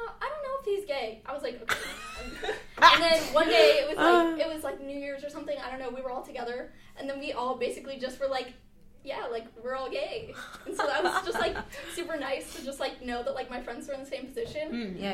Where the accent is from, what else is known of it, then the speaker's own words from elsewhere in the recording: Las Vegas, Nevada, United States; moved away as an adult; I'm from a small little town. You probably don't know it. It's called Las Vegas.